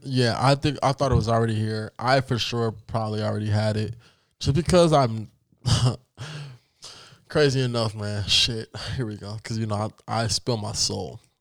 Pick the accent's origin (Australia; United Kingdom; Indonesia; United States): United States; Yes, I am black and I have roots from Africa, but I was born in America